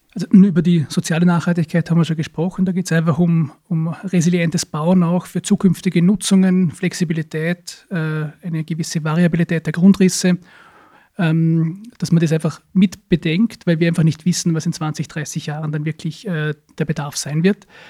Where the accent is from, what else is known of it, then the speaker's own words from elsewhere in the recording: Hohenems, Vorarlberg, Austria; ist im Bezirk Dornbirn, aber in der Stadt Hohenems, meine Heimatstadt